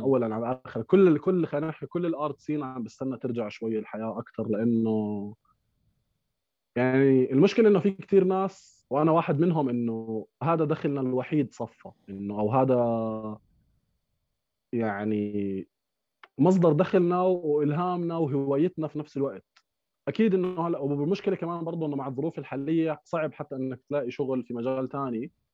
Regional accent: Amman, Amman Governorate, Jordan; احنا برضه كنا جيران نوعا ما انا يعني كنت براسا

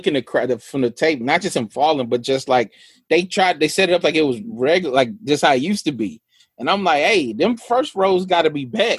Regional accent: Atlanta, Georgia, United States; Cause I'm from Atlanta.

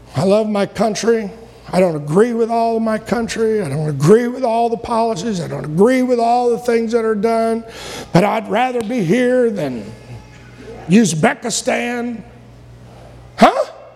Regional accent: United States; I'm not going to stop being an American

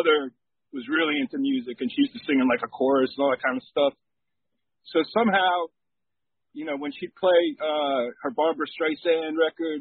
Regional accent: New Rochelle, New York, United States; also born or lived in Yonkers, New York; I spent most of my time growing up in New Rochelle, but I did spend my first 6 years in Yonkers when I was a little kid

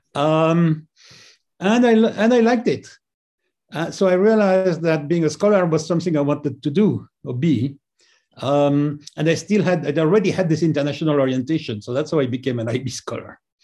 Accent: just outside Paris, Île-de-France, France; I grew up just outside Paris

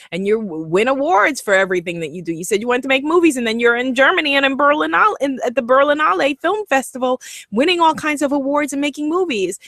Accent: Guyana; accent: Guyanese English; first language Guyanese English; my first language was Guyanese English

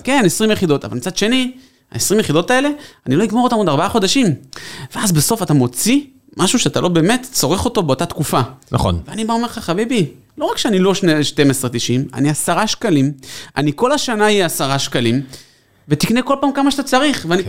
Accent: Tel Aviv, Tel Aviv District, Israel; אנחנו תל אביבים

